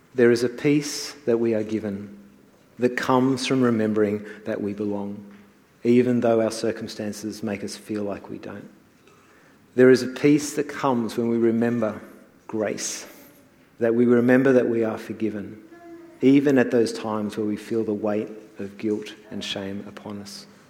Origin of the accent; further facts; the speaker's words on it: New Zealand; moved away; I was born in New Zealand.